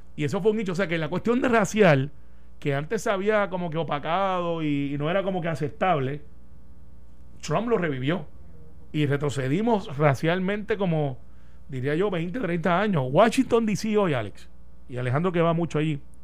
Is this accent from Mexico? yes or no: no; Puerto Rico; also born or lived in Palm Bay, Florida, United States